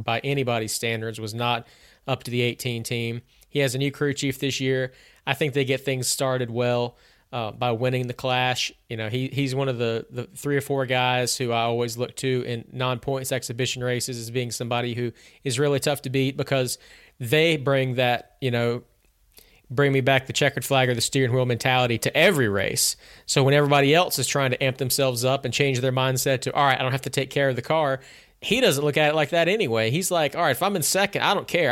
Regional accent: Catawba County, North Carolina, United States; I was born in Catawba County, the same place as Ned and Dale

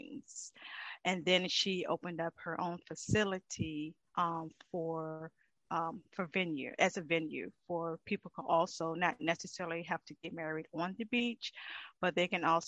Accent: Virginia, United States; moved away as an adult; also born or lived in Cleveland, Ohio; I'm a native from Virginia

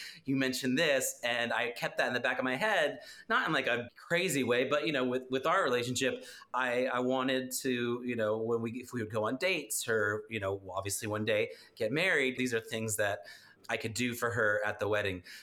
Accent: Dallas, Texas, United States; I'm a singer-songwriter from Dallas, Texas

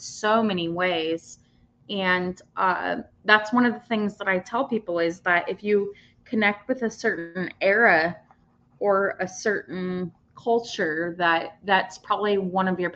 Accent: United States; I'm from the United States

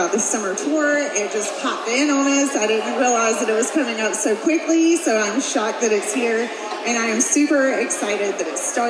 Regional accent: Brooklyn, New York, United States; now in Charlotte, United States; I hail from Brooklyn, New York. I live in Charlotte, North Carolina.

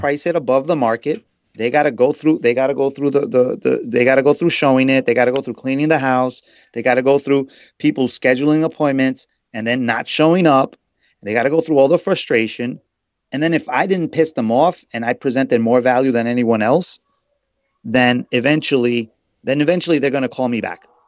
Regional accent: New York City, New York, United States; also born or lived in Queens; I'm from Queens. I'm originally from Brooklyn, and currently I'm living in Queens.

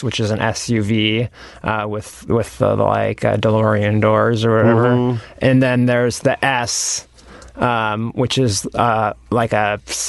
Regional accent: Nevada City, California, United States; Northern California, Nevada City, California. It's like between Tahoe and Sacramento.

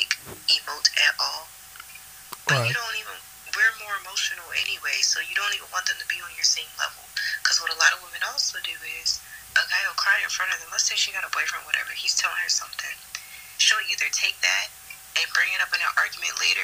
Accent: Baltimore, Maryland, United States; we're both from Baltimore

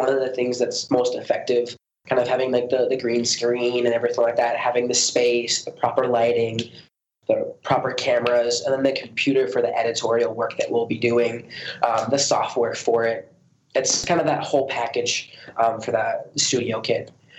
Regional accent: United States; when I was growing up in America, I had a very good education.

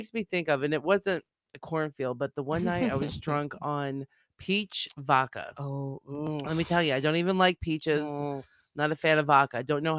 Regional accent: Bath, South West England, United Kingdom; I mean, come on, we're from Bath.

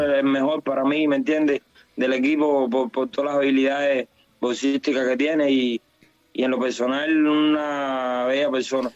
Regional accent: Cuba; yo soy cubano

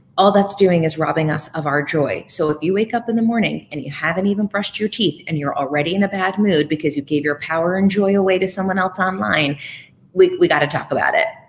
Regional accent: Bethlehem, Pennsylvania, United States; moved away as an adult; also born or lived in New York / Burlington, Vermont; now in Los Angeles, United States; I started at a local edition of CNN Headline News in my hometown of Bethlehem, Pennsylvania

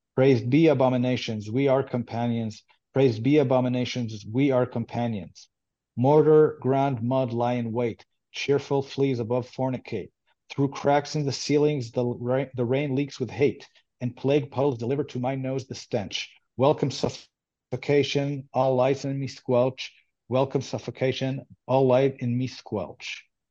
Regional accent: Israel; first language Hebrew; English is a second language; I grew up in Israel, and I grew up uh, Jewish, and uh, and I speak Hebrew. That's my uh, native language

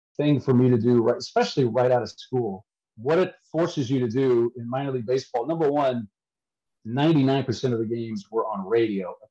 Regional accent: St. Louis, Missouri, United States; I grew up in St. Louis when Dan Kelly was there

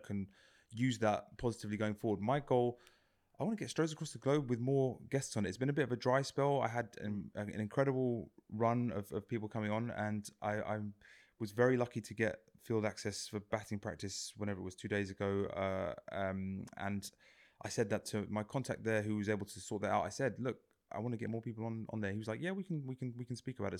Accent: England, United Kingdom; born or raised there

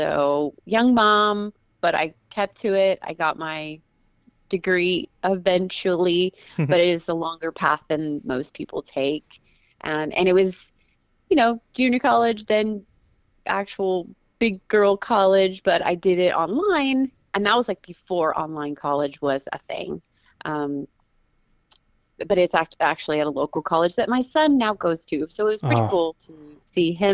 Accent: Houston, Texas, United States; also born or lived in Dallas Fort Worth, Texas / New Jersey; I grew up mainly in Texas, in the Houston area, and then our family migrated to the Dallas Fort Worth area and have been there ever since

